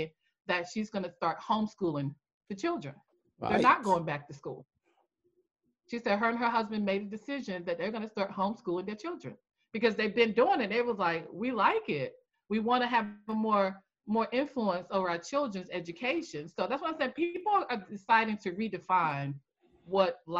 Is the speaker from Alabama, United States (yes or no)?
no; North Carolina, United States; also born or lived in Maryland, D.C. area; now in Maryland/Washington D.C. area, United States; I'm originally from North Carolina. I'm in the Maryland, D.C. area